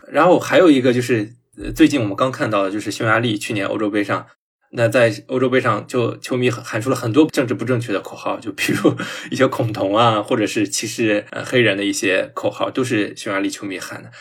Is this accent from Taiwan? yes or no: no; China; 我觉得，作为一个嗯。中国人